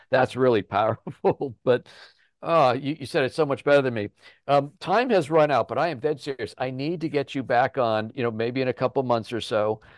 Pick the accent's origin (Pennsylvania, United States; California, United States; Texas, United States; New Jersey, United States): Pennsylvania, United States; Chester County; we're from Chester County